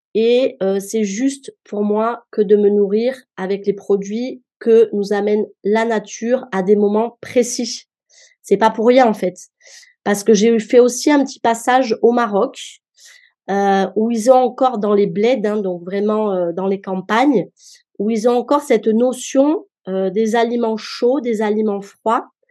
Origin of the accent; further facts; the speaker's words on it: Marseille, Provence-Alpes-Côte d'Azur, France; moved away as an adult; now in Mons, France; Je suis d'origine marseillaise